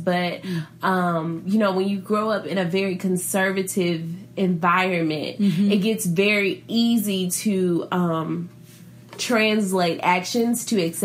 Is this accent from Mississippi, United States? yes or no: yes; Mississippi, United States; I am from Mississippi, born and raised